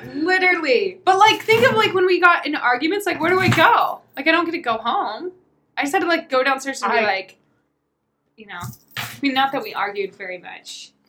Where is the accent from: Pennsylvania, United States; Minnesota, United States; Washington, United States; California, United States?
Washington, United States; Spokane; I grew up in Spokane, Washington. Born and raised.